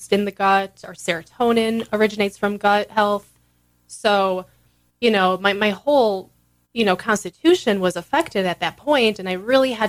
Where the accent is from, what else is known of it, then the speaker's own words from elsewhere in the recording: Chicago, Illinois, United States; we're both from Chicago.